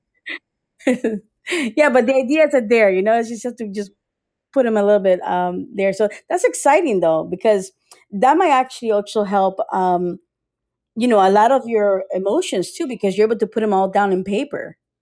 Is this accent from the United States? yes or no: yes; United States; also born or lived in Costa Rica / Tampa, Florida; now in Sarasota, United States; I was born in Costa Rica was raised in America, but I was in Costa Rica until age eight or so, eight or nine